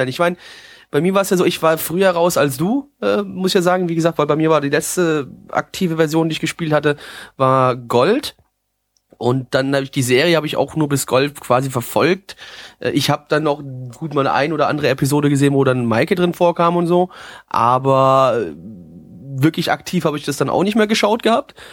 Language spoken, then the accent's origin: German; Dieburg, Hesse, Germany; bei uns da ist so in Südhätten so eine kleine Fasnachtshochburg bei uns im Odenwald, beziehungsweise Ausläufer des Odenwalds in Dieburg. Und äh, da ist so, äh, wenn du klein bist, ist Kinderfasnacht ist geil